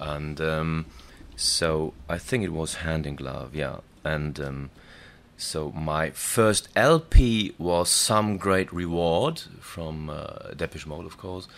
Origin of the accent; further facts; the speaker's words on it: Dortmund, North Rhine-Westphalia, Germany; we lived in the northeastern part of my hometown, which is Dortmund